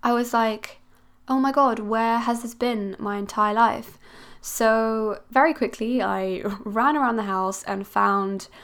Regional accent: Switzerland; now in Cornwall, United Kingdom; I'm originally from Switzerland

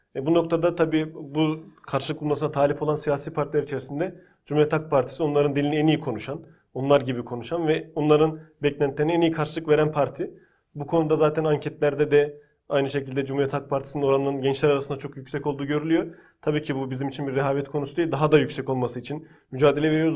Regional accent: Konya, Turkey; ben Konya'da büyüdüm.

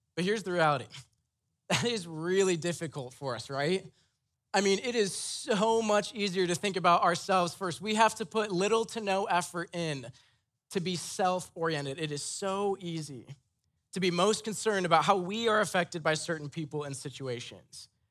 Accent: Iowa, United States; I'm from Iowa. My parents are very white, very Christian, very conservative

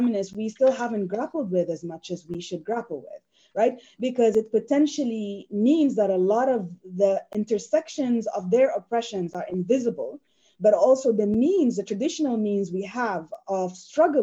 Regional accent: Sudan; also born or lived in United States

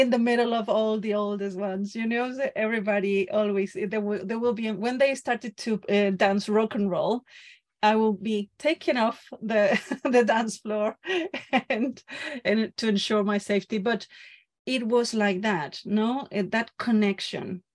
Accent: Santiago, Santiago Metropolitan Region, Chile; moved away as an adult; also born or lived in Barcelona, Spain / southern Chile; now in London, United Kingdom; I was born in Chile, in Santiago de Chile.

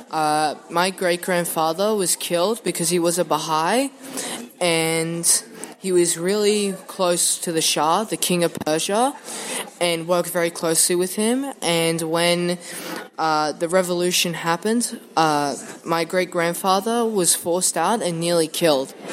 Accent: Venezuela; now in Brisbane, Australia; I, I'm from Venezuela, and I moved um, to Brisbane in 2010 because of the corruption and the dictatorship that is going on in the country.

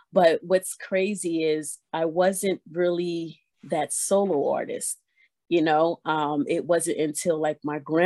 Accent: Vineland, New Jersey, United States; moved away as an adult; now in Delaware, United States; I was born and raised in Vineland, New Jersey

